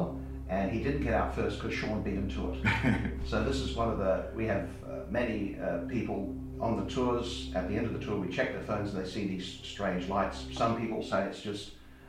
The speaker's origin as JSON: {"language": "English", "region": "South Australia", "country": "Australia", "moved": "yes", "lives_now": "Western Australia, Australia", "said": "I'm originally from South Australia"}